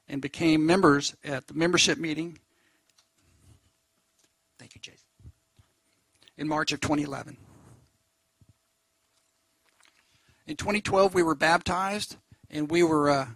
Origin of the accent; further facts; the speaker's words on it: Argyle, Texas, United States; moved away as an adult; also born or lived in Beaumont, Texas / Colorado; now in Seabrook, United States; I spent most of my life up by Argyle, north of Dallas-Fort Worth